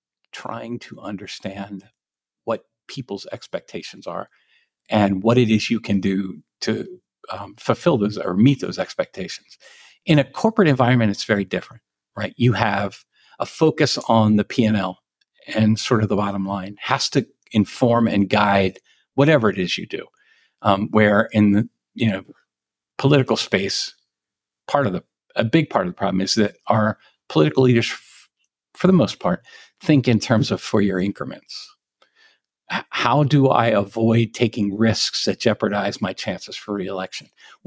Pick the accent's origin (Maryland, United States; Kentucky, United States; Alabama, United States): Maryland, United States; she's a liberal Democrat from Prince George's County and I'm a conservative from Western Maryland.